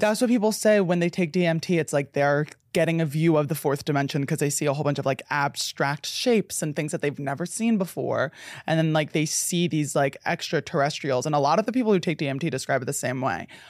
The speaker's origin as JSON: {"language": "English", "country": "United States", "said": "As an American"}